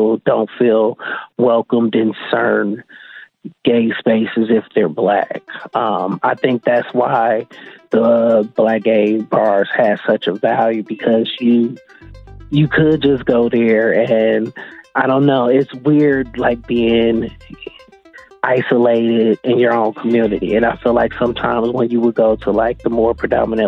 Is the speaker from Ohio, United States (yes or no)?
no; Milwaukee, Wisconsin, United States; I'm originally from what's technically like the poorest zip code in Milwaukee, 53206. I grew up on 18th and Center